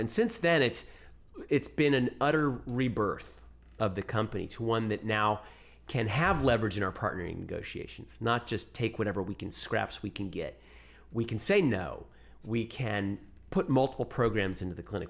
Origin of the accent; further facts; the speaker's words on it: United States; also born or lived in New York; I was born here, raised here